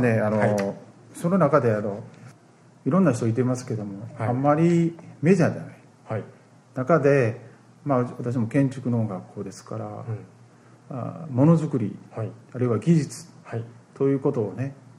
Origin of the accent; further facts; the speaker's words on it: Osaka, Japan; 私大阪です